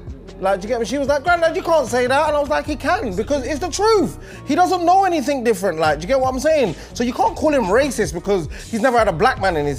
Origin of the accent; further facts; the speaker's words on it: London, United Kingdom; I'm from East London, so maybe I'm different.